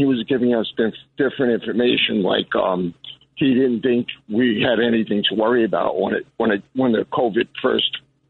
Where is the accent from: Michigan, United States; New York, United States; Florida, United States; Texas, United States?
New York, United States; Yonkers; That was my old neighborhood, but originally I came from Nodine Hill.